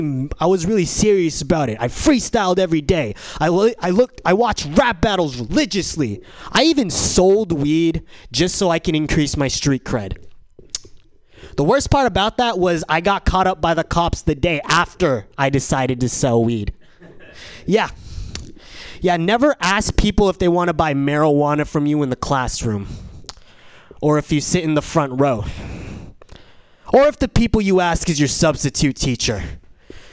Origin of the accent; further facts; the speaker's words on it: San Diego, California, United States; now in San Francisco, United States; I'm from San Diego